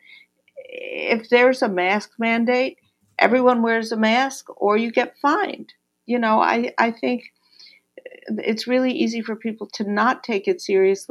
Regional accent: New York, United States; I'm a New Yorker

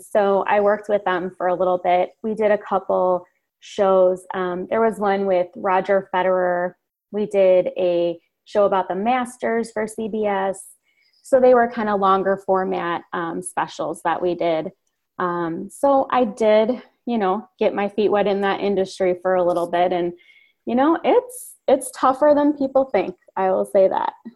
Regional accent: Chicago suburbs, Illinois, United States; I grew up in the Chicago suburbs.

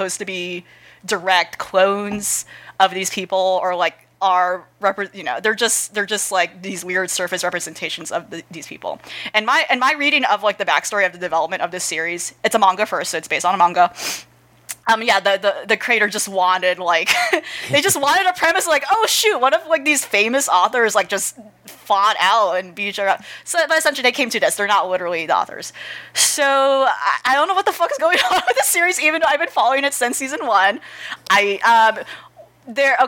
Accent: United States; as an American

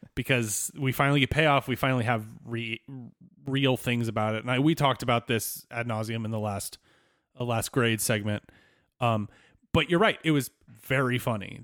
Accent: Southwest Virginia, United States; moved away; I grew up in Southwest Virginia

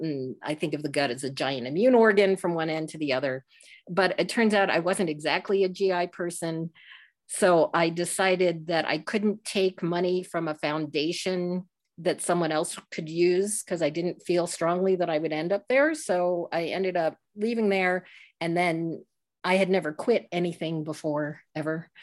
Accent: Northern Virginia, United States; moved away; I grew up what I call inside the Beltway, uh, in Northern Virginia

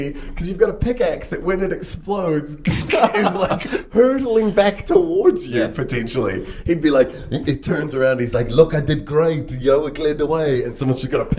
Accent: Cincinnati, Ohio, United States; accent: Midwest; Yes, I'm from Cincinnati.

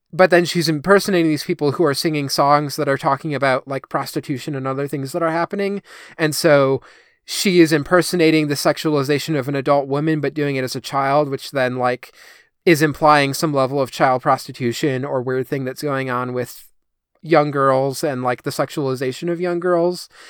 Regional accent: United States; as an American

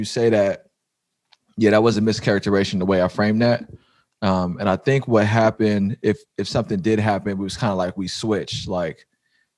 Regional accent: San Francisco, California, United States; the way I grew up in the Fillmore

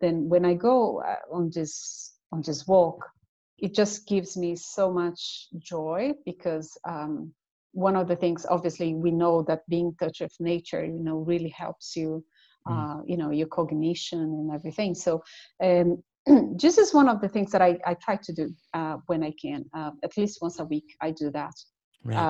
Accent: Brazil; now in Cork, Ireland; I'm originally from Brazil. So all my family is in Brazil, but I live with my husband in Cork.

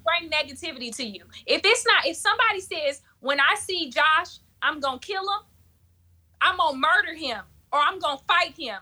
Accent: South Florida, United States; moved away; also born or lived in Michigan; I'm from South Flor-, Florida

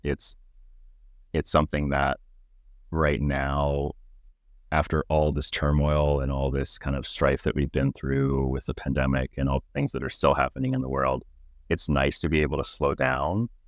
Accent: Pittsburgh, Pennsylvania, United States; now in Toronto, Canada; growing up in Pittsburgh, I was born and raised there

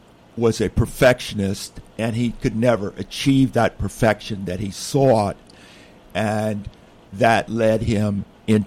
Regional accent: Ohio, United States; I grew up in Ohio

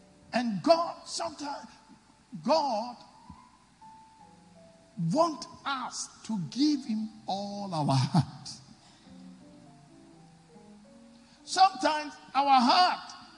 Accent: Takoradi, Western Region, Ghana; when I was growing up in Takoradi

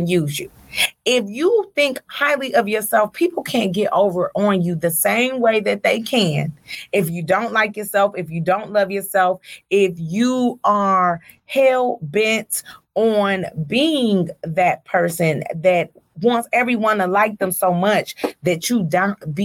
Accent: Detroit, Michigan, United States; I'm from Joy Road

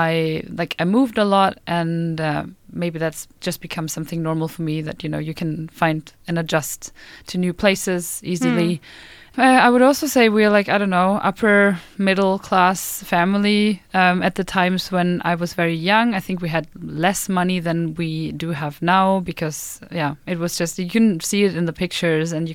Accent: Freiburg, Baden-Württemberg, Germany; I'm from the south of Germany. I was born close to the French and Swiss border in Freiburg.

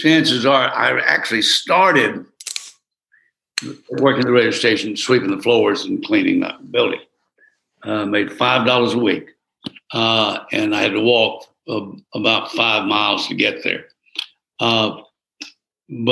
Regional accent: Geneva, Alabama, United States; moved away as an adult; also born or lived in Troy, Alabama; WGEA in Geneva, Alabama

